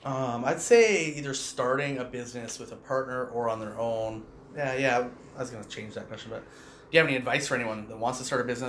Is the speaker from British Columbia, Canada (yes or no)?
yes; Hornby Island, British Columbia, Canada; I grew up on Hornby, right?